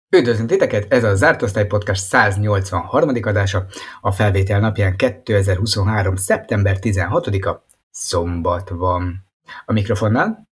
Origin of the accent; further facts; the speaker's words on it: Hungary; mint magyarok